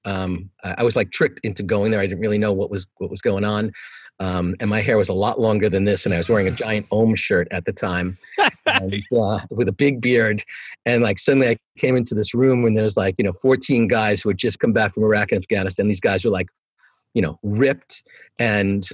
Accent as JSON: {"language": "English", "region": "New York", "country": "United States", "moved": "yes", "said": "I'm from New York."}